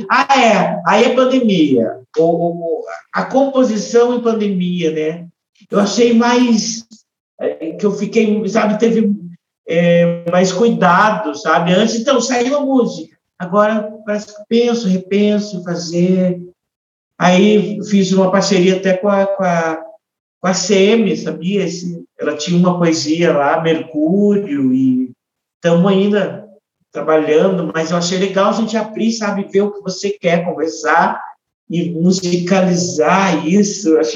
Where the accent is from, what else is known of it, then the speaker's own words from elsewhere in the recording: Ponta Grossa, Paraná, Brazil; Eu, como eu falei para você, eu vim de Ponta Grossa, que lá meu pai já vinha de uma estrada de lá do interior de Minas para conseguir um lugar melhor para os filhos estudarem